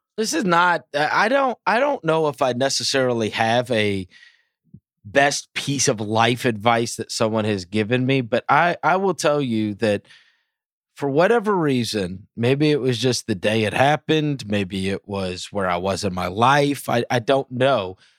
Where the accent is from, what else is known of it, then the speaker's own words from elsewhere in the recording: St. Louis, Missouri, United States; also born or lived in New York; My father got transferred and we moved to Saint Louis.